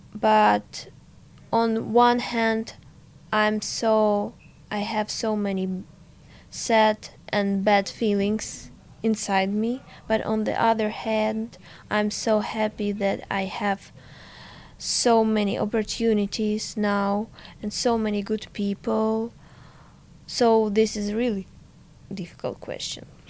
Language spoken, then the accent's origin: English; Ukraine; English is a second language; moved away as an adult; now in Sweden; I so missed to my home, to my dad, to all my stuff because so I have so many memories from my childhood, from my hometown.